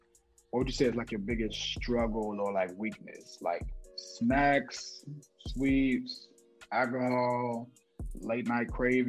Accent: Chicago, Illinois, United States; now in Dallas, United States; I'm Chicago originally. Then I moved down here to Dallas.

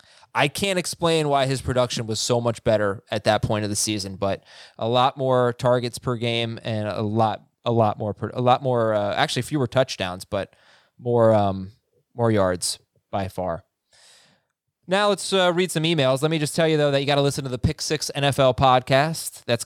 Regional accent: Philadelphia, Pennsylvania, United States; I'm from Philly, and I'm a big Jalen Hurts fan.

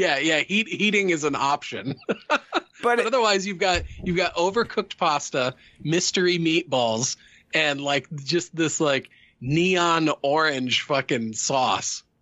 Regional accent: Midwest, United States; I grew up in the Midwest

